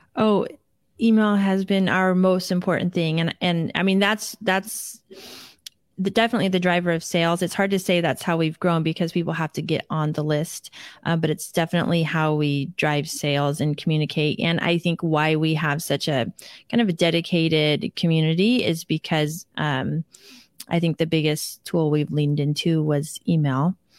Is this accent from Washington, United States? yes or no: yes; Seattle, Washington, United States; we grew up in the Seattle area